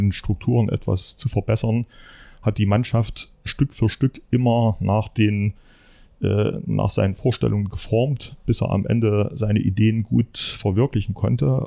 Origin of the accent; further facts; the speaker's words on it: Leipzig, Saxony, Germany; moved away as an adult; now in Erfurt, Germany; ich stamme aus dem Leipziger Umfeld